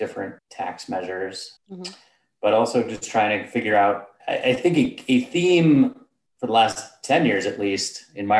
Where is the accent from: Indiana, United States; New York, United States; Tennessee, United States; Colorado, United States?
Colorado, United States; I live and work in Denver, Colorado. I'm from Colorado.